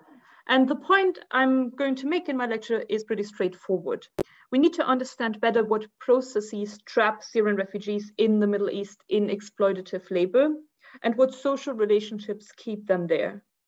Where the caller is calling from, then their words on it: Tunis, Tunis Governorate, Tunisia; As Carol already said, I'm joining you from Tunis today.